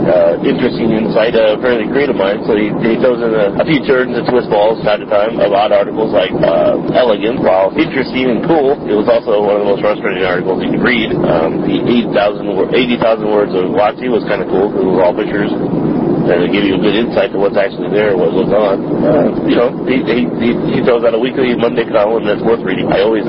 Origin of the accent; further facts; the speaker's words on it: Michigan, United States; Actually, my home state is from Michigan, so I am a Detroit fan. Detroit sports fan.